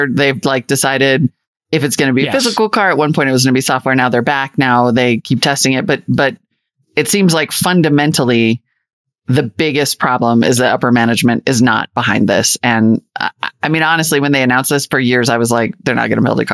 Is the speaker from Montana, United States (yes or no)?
yes; Montana, United States; moved away; this is my home state.